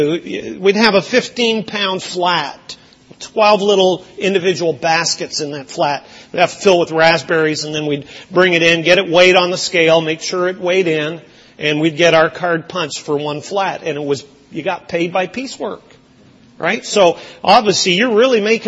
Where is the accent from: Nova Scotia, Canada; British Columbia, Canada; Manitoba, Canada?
British Columbia, Canada; Lower Fraser Valley; also born or lived in Brampton, Ontario; now in Windsor, Canada; Where I grew up in Western Canada, in the Lower Fraser Valley of British Columbia, it was and is the raspberry capital of Canada.